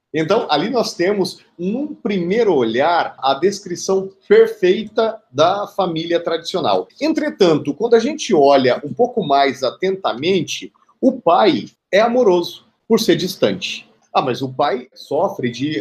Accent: Brazil; also born or lived in Cuiabá, Mato Grosso; como cidadãos, como brasileiros e brasileiras

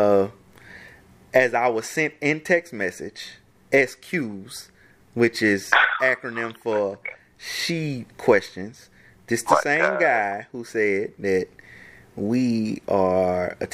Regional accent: Baton Rouge, Louisiana, United States; I grew up in South Baton Rouge.

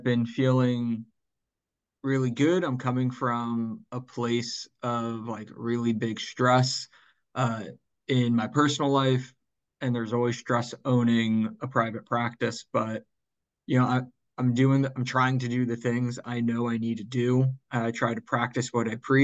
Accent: Northern New Jersey, United States; I grew up in Northern New Jersey

